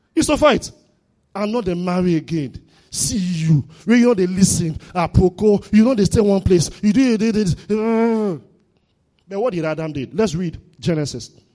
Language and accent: English; Warri, Delta, Nigeria; I grew up in Warri.